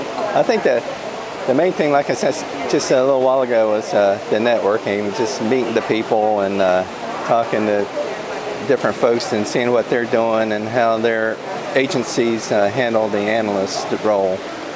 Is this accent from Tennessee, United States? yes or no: yes; Nashville, Tennessee, United States; now in Thompson Station, United States; I guess I'm from Nashville, but I actually live in Thompson Station, just south of Nashville.